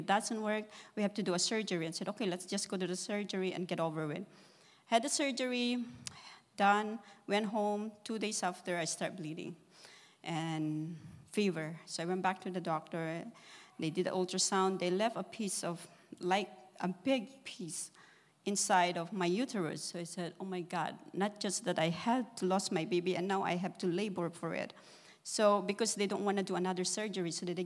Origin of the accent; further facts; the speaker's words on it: Philippines; moved away; I am from the Philippines. We came over here. My sister sponsored us.